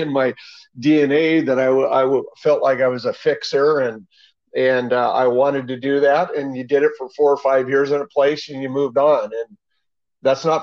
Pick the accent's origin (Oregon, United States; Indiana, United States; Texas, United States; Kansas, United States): Oregon, United States; Hillsboro; I grew up in Hillsboro, Oregon, almost all my life